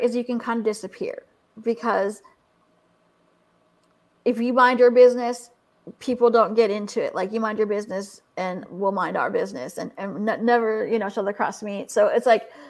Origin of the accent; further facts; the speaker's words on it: California, United States; moved away; also born or lived in Tahlequah, Oklahoma; I'm from California